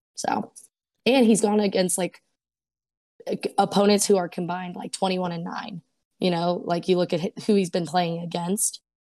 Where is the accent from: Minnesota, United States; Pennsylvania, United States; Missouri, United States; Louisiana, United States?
Pennsylvania, United States; Pittsburgh; I'm from Pittsburgh, so grew up watching the games